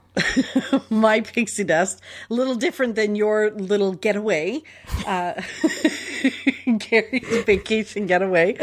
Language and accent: English; Toronto, Ontario, Canada; growing up in Toronto